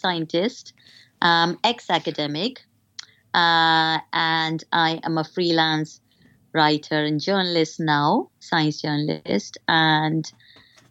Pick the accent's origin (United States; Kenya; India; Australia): India; moved away as an adult; now in United Kingdom; my personal experience as a woman growing up in India